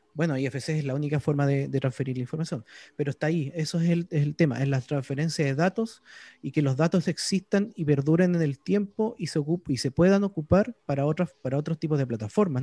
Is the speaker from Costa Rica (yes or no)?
no; Chile; Yo, como soy chileno